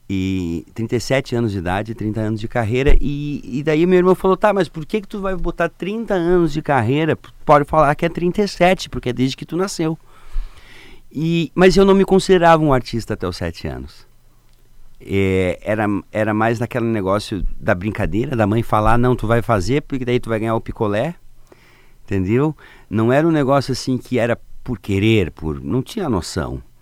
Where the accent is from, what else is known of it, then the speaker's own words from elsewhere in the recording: Lapa, Paraná, Brazil; born there; do Paraná, na cidade da Lapa, é pertinho de Curitiba